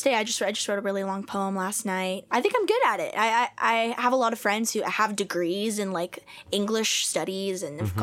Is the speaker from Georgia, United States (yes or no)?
no; Tampa, Florida, United States; now in Nashville, United States; I'm from Tampa Bay, Florida